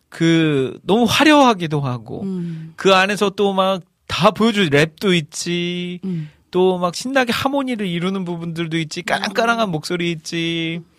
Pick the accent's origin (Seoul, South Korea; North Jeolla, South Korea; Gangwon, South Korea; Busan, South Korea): North Jeolla, South Korea; Iksan; 저는 이제 고향이 익산인데